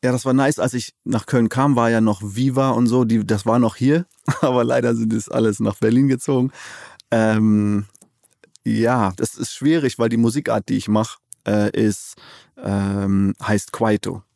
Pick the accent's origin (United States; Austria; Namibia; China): Namibia; moved away as an adult; now in Cologne, Germany; Namibia, da wo ich geboren bin, aufgewachsen bin